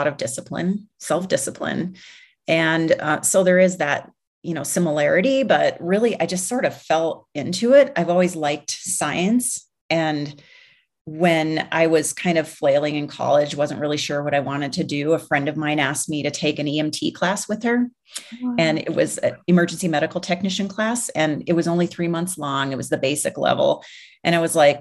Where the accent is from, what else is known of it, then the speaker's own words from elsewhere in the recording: Minneapolis, Minnesota, United States; moved away; I grew up in Minneapolis. So that's like, you know, it's my hometown.